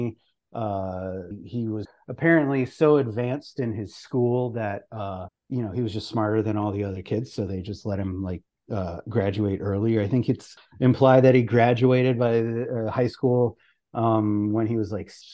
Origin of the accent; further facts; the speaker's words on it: Canada; I'm Canadian